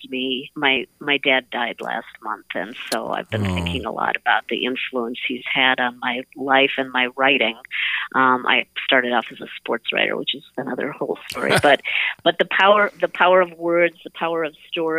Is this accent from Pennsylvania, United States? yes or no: no; Prior Lake, Minnesota, United States; I grew up in Prior Lake